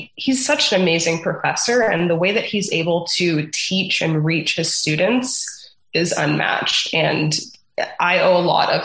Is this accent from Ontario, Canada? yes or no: yes; Toronto, Ontario, Canada; also born or lived in Mexico; now in Peterborough, Canada; I grew up in Scarborough and I went to a Christian school in the area